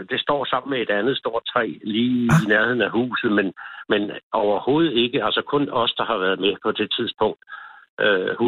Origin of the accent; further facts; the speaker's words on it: Copenhagen, Capital Region of Denmark, Denmark; now in Vordingborg, Denmark; Jeg er oprindelig inden for København, inden for Valdsbæk.